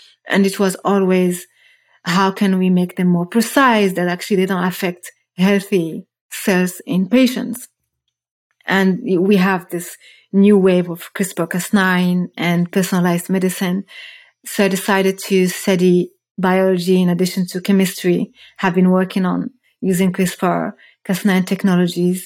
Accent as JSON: {"language": "English", "town": "Rabat", "region": "Rabat-Salé-Kénitra", "country": "Morocco", "tie": "born or raised there", "moved": "as an adult", "lives_now": "Germany", "said": "I was born and I grew up in Morocco. Moved to Germany 15 years ago as a first immigrant to study chemistry"}